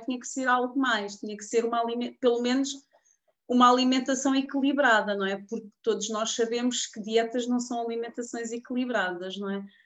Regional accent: Portugal; also born or lived in Queluz; eu sou aqui de Portugal, sou, moro aqui em Queluz

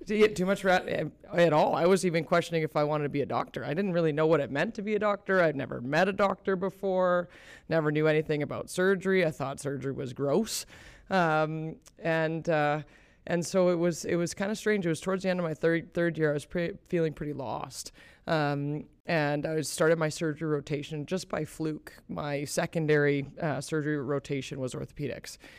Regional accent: Calgary, Alberta, Canada; moved away as an adult; also born or lived in upstate New York / Boston; now in Kelowna, Canada; I grew up here in Calgary, so it's, it's really nice to be back home.

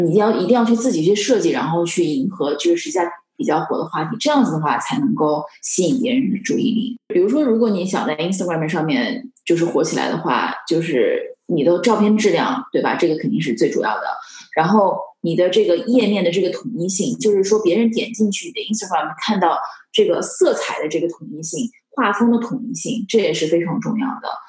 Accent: China; now in Los Angeles, United States; 和我们就是中国那边好

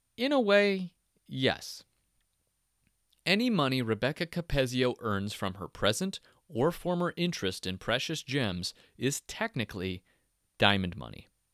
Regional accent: Yelm, Washington, United States; also born or lived in Olympia, Washington; growing up in Yelm and later Olympia

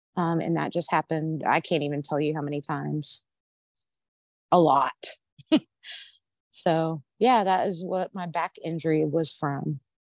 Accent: Arlington, Texas, United States; I was born in Arlington, Texas, if you can't tell by my accent, um, and that's where I was living

